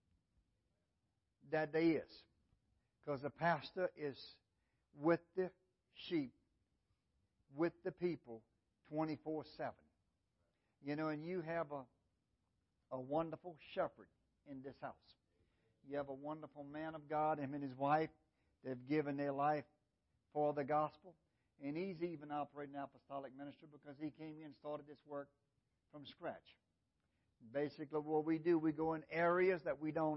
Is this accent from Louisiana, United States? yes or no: yes; Louisiana, United States; I'm from Louisiana